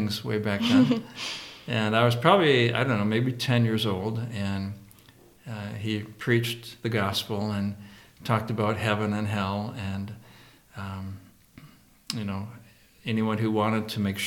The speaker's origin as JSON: {"language": "English", "town": "Mason City", "region": "Iowa", "country": "United States", "tie": "born or raised there", "said": "I grew up in Mason City, Iowa, a long time ago"}